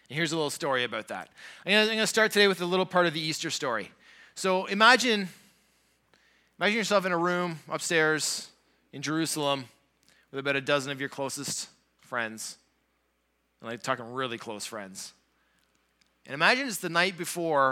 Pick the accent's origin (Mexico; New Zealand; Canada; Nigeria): Canada; Southern Ontario; moved away as an adult; now in Thunder Bay, Canada; I grew up down in Southern Ontario